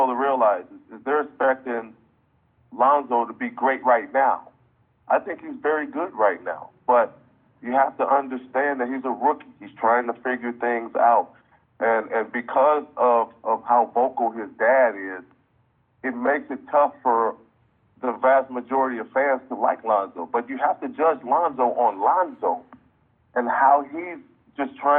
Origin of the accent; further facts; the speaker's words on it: Pasadena, California, United States; Los Angeles is home for me. I grew up in Pasadena, California